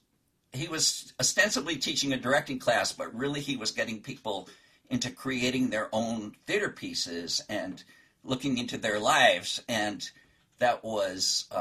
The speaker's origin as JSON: {"language": "English", "town": "Los Angeles", "region": "California", "country": "United States", "tie": "born or raised there", "said": "I grew up in Los Angeles"}